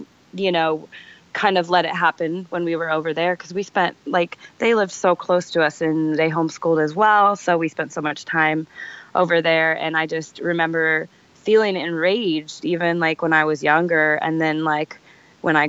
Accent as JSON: {"language": "English", "town": "Sacramento", "region": "California", "country": "United States", "tie": "born or raised there", "said": "I grew up in Sacramento, or California"}